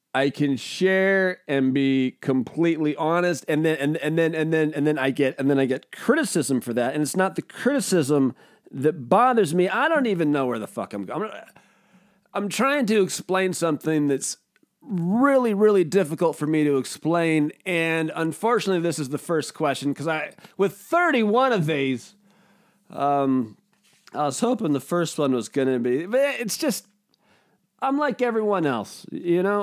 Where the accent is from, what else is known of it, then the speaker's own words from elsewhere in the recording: United States; I'm an American